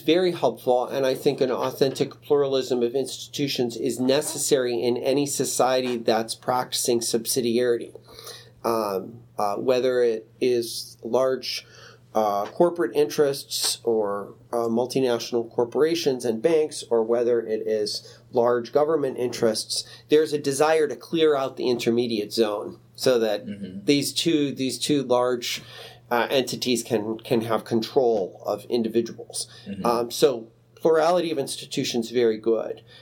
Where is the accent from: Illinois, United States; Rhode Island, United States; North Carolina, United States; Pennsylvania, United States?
Illinois, United States; Chicago; I grew up in Chicago